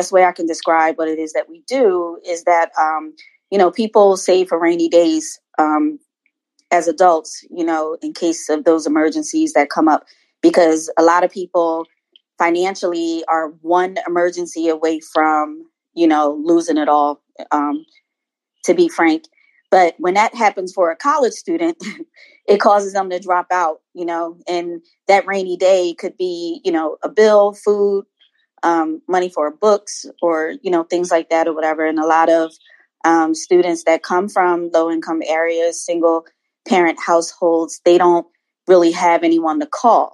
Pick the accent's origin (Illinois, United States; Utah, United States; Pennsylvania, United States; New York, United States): Pennsylvania, United States; Philadelphia; now in Maryland, United States; I'm from the Philadelphia area. I live in Maryland now